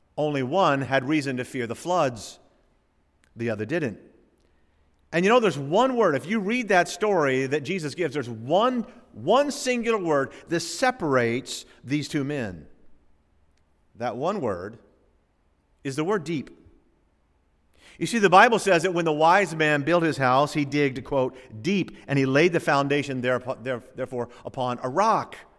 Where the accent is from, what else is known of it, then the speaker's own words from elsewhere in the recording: the South, United States; also born or lived in West Palm Beach / Chicago; I grew up in the South